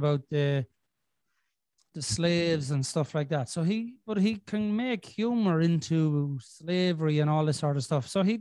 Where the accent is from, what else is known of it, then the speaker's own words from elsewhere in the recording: Ireland; As an Irishman